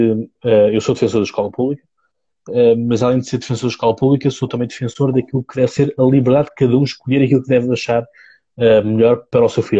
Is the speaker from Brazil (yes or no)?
no; Seixal, Setúbal, Portugal; eu sou do Seixal, portanto, margem sul, uh, distrito, distrito de Setúbal